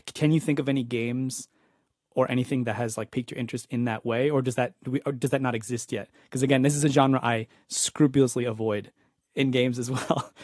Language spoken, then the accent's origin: English; East Coast, United States; also born or lived in Spain; where I grew up in the East Coast.